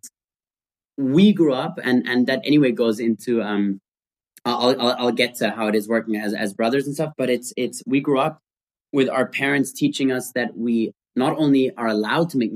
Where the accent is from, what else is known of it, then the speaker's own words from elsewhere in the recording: Austria; we grew up in Austria